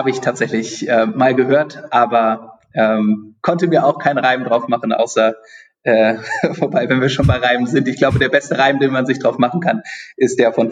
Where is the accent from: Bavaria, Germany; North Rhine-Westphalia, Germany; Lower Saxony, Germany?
Lower Saxony, Germany; Seesen; Ich komme ähm, aus Sesen am Harz und Sesen ist für zwei Dinge bekannt.